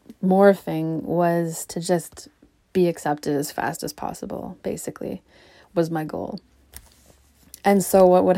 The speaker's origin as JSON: {"language": "English", "town": "Charlottetown", "region": "Prince Edward Island", "country": "Canada", "tie": "born or raised there", "also_born_or_lived": "Alberta", "said": "I was born in Alberta. We lived in a bunch of different towns in Alberta. And then we moved east. And so eventually, by the time I left for university, we lived in Charlottetown, Prince Edward Island"}